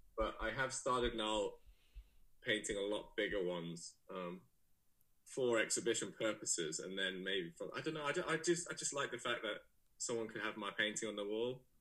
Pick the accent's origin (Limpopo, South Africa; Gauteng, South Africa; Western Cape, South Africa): Gauteng, South Africa; Johannesburg; moved away as an adult; also born or lived in Leeds / Cape Town; now in London, United Kingdom; I'm from Leeds originally, but um, I grew up in South Africa